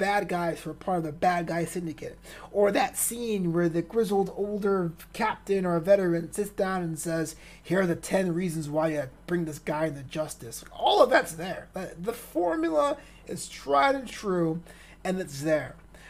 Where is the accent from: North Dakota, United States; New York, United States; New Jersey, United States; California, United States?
New York, United States; But I'm from New York, so I always call it The Bronx.